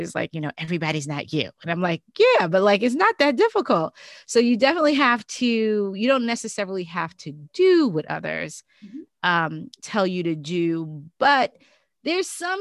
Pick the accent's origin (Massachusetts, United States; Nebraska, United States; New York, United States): New York, United States; New York City; also born or lived in Maryland; growing up in Brooklyn with, you know, my mom